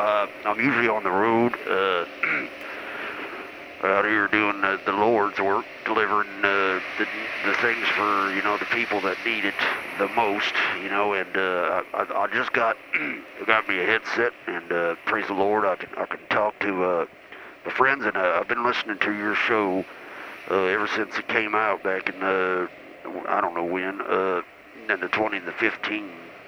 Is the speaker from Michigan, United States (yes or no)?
no; Chattanooga, Tennessee, United States; also born or lived in Tulsa; Anyway, I was born in Tulsa, but my family moved me down to Chattanooga, and that's where I grew up.